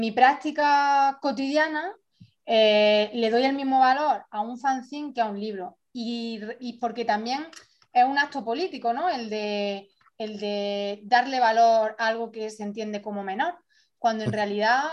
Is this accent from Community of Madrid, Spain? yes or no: no; Andalusia, Spain; moved away as an adult; yo, por ejemplo, eh, y muchas compañeras eh, que hemos salido y hemos migrado de Andalucía